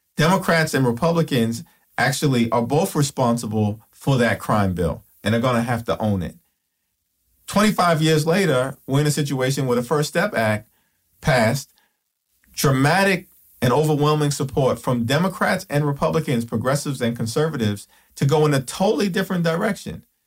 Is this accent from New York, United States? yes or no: yes; New York City, New York, United States; Growing up in Brooklyn